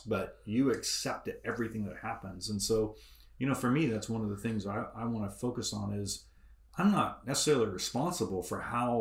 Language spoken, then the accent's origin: English; United Kingdom; now in Modesto, United States; as a British guy